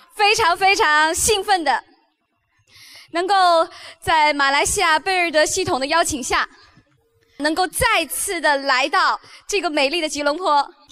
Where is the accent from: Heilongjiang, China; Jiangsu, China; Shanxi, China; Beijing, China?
Beijing, China; 我来自中国，出生在北京，成长在北京